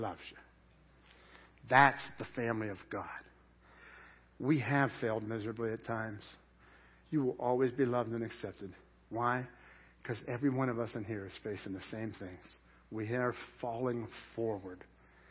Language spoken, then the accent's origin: English; Dormont, Pennsylvania, United States; I grew up in Dormont